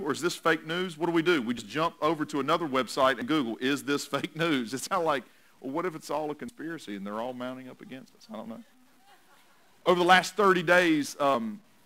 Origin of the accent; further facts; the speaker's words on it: North Carolina, United States; also born or lived in Tennessee; I was born in Tennessee, so I've got a little bit of Vols in me, but I've also been grown most of my life up in this area of the country, so I have a little bit more Tar Heel than I have Vols in me